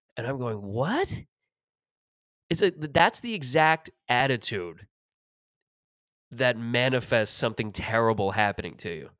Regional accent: Mississauga, Ontario, Canada; growing up in Mississauga

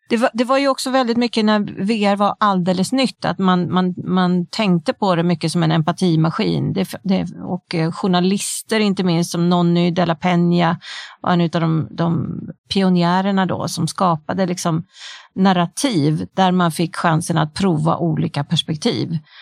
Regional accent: Sweden; vi har hemma i Sverige

